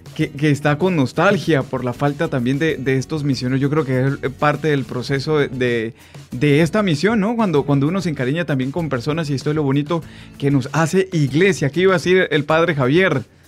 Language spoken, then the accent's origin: Spanish; Táchira, Venezuela; accent: Colombian-like; nosotros tenemos una costumbre aquí en el Táchira, que somos muy cercanos en Colombia y tenemos como este acentico también eh, colombiano